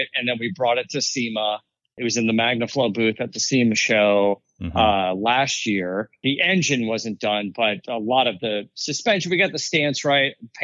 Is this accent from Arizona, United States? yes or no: yes; Arizona, United States; moved away as an adult; also born or lived in Florida; now in California, United States; I grew up in Arizona.